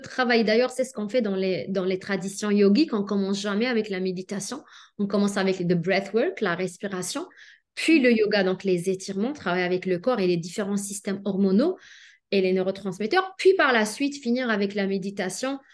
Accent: Algeria; moved away as an adult; also born or lived in Lyon, France; now in Canada; je suis née en Algérie, puis j'ai étudié en Algérie la pharmacie

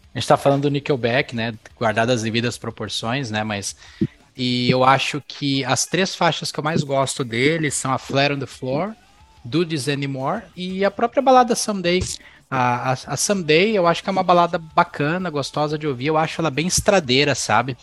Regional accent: São Paulo, Brazil; moved away; o lugar onde eu morava, quando eu morava em São Paulo, quando o lugar que eu cresci

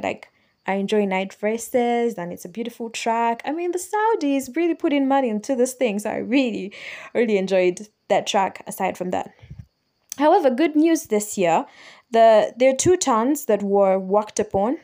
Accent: Kampala, Central Region, Uganda; I'm from Kampala, Uganda

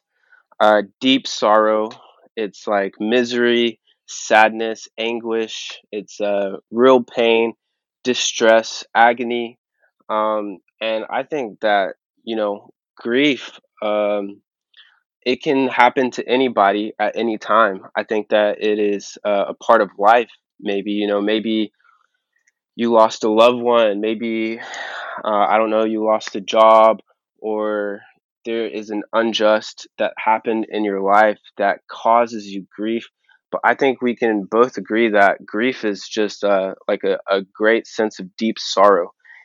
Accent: Texas, United States; moved away as an adult; also born or lived in São Paulo, Brazil; now in Kona, United States; born and raised in Texas

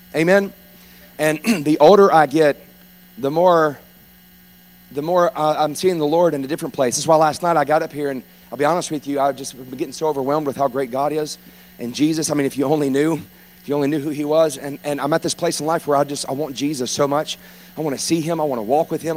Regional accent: Baton Rouge, Louisiana, United States; I'm from South Louisiana. I grew up in Baton Rouge

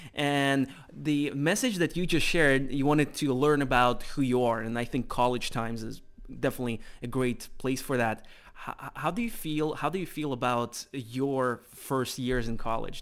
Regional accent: Russia; moved away as an adult; also born or lived in United States; I'm originally from Russia

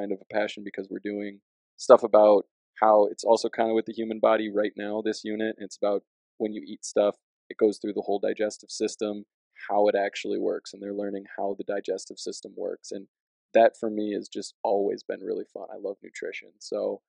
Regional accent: Dubuque, Iowa, United States; also born or lived in Rockford, Illinois; now in Cedar Falls, United States; I'm originally from Dubuque, Iowa

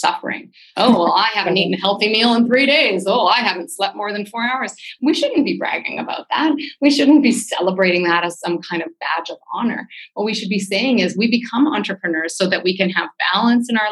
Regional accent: Vancouver, British Columbia, Canada; I'm from Vancouver

